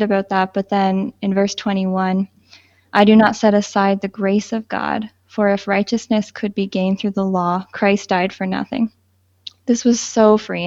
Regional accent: Southern Ontario, Canada; I was born and raised in Southern Ontario

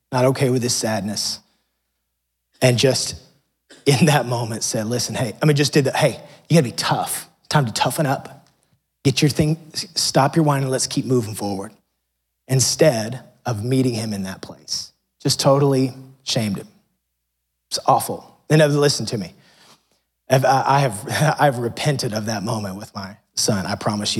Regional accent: United States; growing up in America

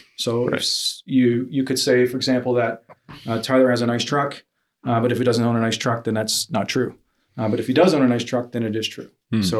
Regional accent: Hamilton, Ontario, Canada; I'm from Hamilton. I go to Streetlight Christian Church in downtown Hamilton.

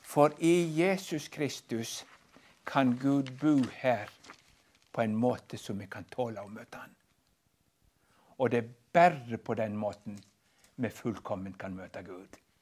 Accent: Western Norway, Norway; jeg er fra Vestlandet

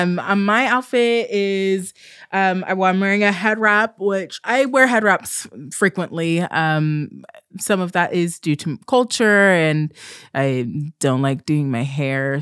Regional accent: Southern Oregon, United States; also born or lived in Southern California; when I was fairly young, we moved to Southern Oregon, which is a really rural space

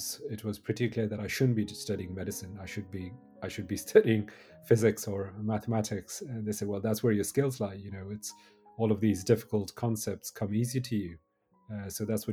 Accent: Jammu and Kashmir, India; I grew up in Kashmir

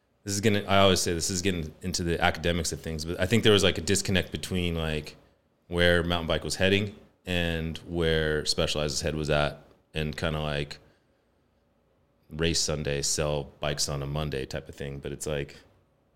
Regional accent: Morgan Hill, California, United States; I grew up in Morgan Hill

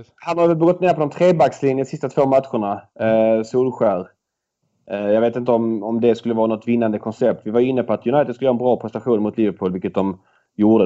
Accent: Malmö, Skåne, Sweden; jag är född i Malmö

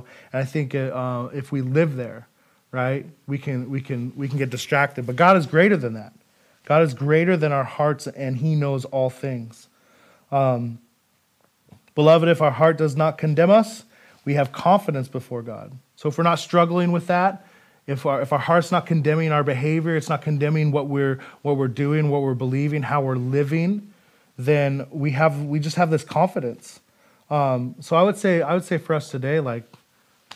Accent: Idaho, United States; moved away as an adult; now in Federal Way, United States; I'm from Idaho

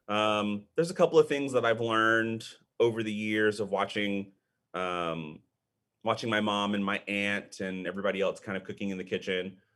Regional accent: Austin, Texas, United States; also born or lived in Panama City, Panama / Wichita Falls, Texas; I've pretty much, um, grown up in the Austin area

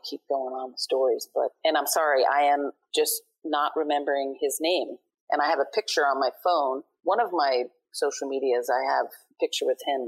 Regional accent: New York City, New York, United States; growing up in Brooklyn, it was fun

